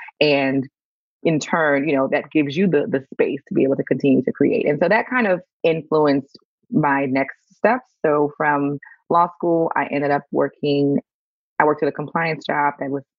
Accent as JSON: {"language": "English", "region": "Louisiana", "country": "United States", "tie": "born or raised there", "moved": "yes", "lives_now": "Allen, United States", "said": "So I am born and raised in Louisiana"}